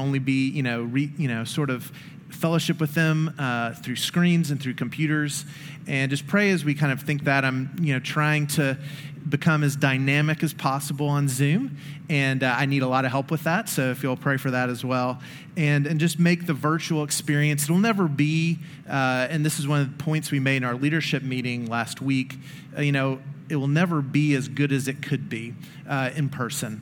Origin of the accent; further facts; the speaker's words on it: Memphis, Tennessee, United States; growing up in Memphis, one of the things you learn about, in elementary and high school is the yellow fever epidemic